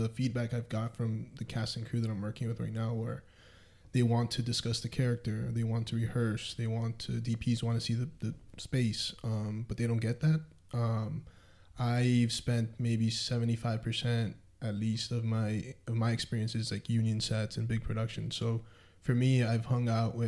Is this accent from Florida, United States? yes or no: yes; Miami, Florida, United States; also born or lived in Denver / Alaska; now in Omaha, United States; I grew up in Miami.